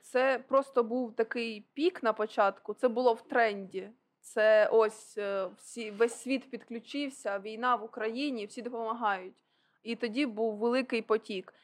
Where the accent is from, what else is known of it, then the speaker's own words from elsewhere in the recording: Okhtyrka, Sumy Oblast, Ukraine; я уродженка Охтирки.